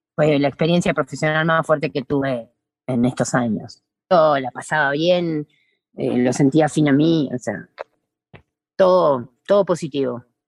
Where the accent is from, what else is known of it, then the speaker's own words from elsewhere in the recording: Buenos Aires, Argentina; moved away as an adult; now in Salta, Argentina; yo nací en la ciudad, soy de Buenos Aires